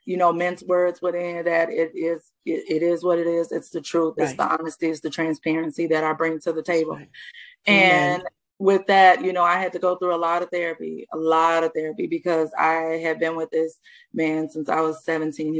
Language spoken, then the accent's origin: English; the South, United States; I'm from the South.